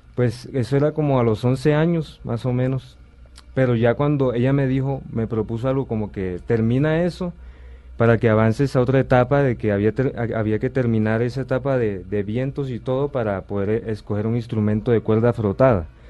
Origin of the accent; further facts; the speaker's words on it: Sincelejo, Sucre, Colombia; yo eh, pues nací en Cincelejo, Sucre